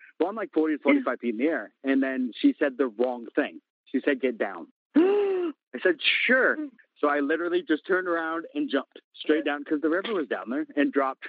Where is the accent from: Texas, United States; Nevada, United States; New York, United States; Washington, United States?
Washington, United States; Maple Valley; I grew up in Maple Valley